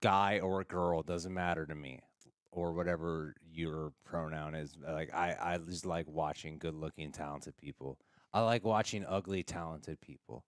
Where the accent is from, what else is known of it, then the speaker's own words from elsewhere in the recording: Los Angeles, California, United States; I grew up here in Los Angeles, uh, born and raised in the valley